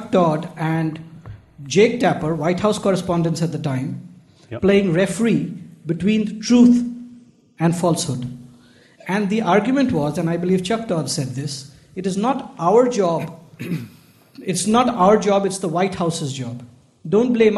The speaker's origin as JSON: {"language": "English", "country": "India", "moved": "as an adult", "lives_now": "United Kingdom", "said": "I'm from India. I'm a SEMS exchange student"}